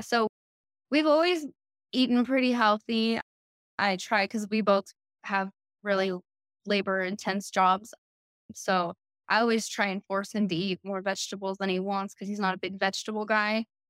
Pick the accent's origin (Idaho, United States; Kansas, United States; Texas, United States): Texas, United States; El Paso; also born or lived in Colorado; now in Austin, United States; I grew up in El Paso